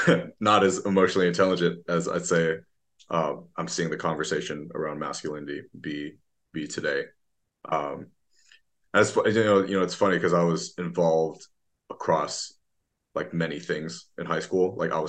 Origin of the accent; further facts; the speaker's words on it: Beijing, China; also born or lived in Bay Area, United States; because I was born in the Bay Area. When I was six, I moved back to China. So between 6 to 18, I actually went to school in Beijing.